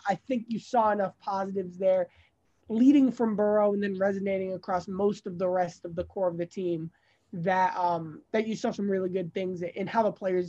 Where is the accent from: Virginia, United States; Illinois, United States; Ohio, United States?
Ohio, United States; Cincinnati; but I'm from Cincinnati